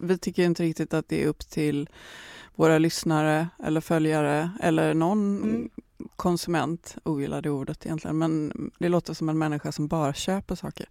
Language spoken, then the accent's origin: Swedish; Gothenburg, Västra Götaland, Sweden; jag kommer från Göteborg